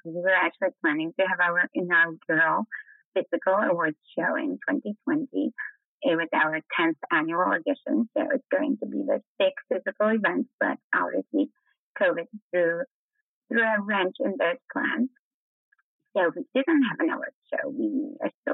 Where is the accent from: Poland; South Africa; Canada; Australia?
Poland; moved away; also born or lived in Netherlands / United Kingdom; I'm from Poland originally